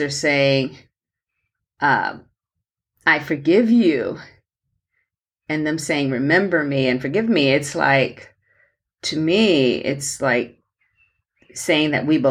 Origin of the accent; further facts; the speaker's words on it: Mississippi, United States; I grew up in America, I was born in the segregated South in Mississippi.